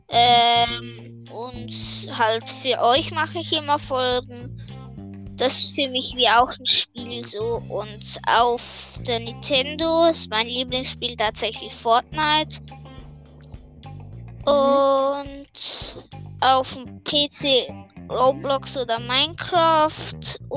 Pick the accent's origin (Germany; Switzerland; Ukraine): Switzerland; Also ich komme aus der Schweiz und ich bin im Moment elf. Im November werde ich zwölf.